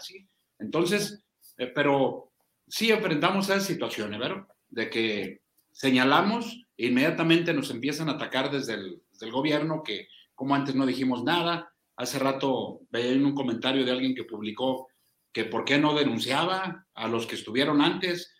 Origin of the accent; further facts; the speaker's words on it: Zacatecas, Mexico; nuestro estado